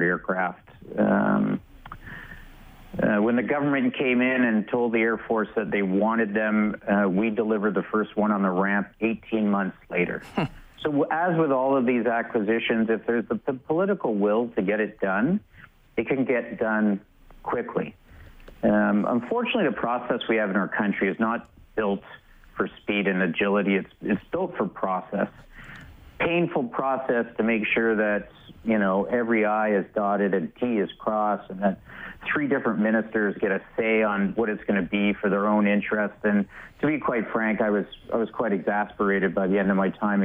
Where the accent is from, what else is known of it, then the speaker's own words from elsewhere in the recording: Canada; as a Canadian